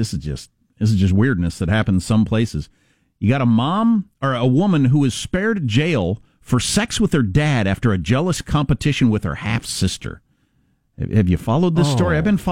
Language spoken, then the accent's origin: English; Midwest, United States; moved away; And I'm from the Midwest.